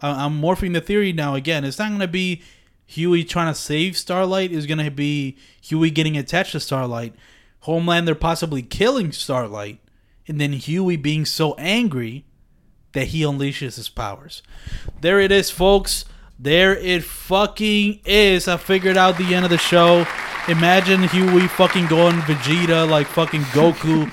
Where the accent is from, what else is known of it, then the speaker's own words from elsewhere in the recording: Philadelphia, Pennsylvania, United States; I'm from Philadelphia